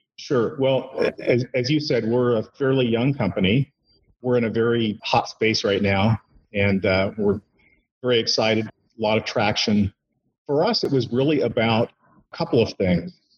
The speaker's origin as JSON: {"language": "English", "region": "Indiana", "country": "United States", "tie": "born or raised there", "also_born_or_lived": "Bay Area, California", "moved": "as an adult", "said": "came back to my uh, my my home state, Indiana."}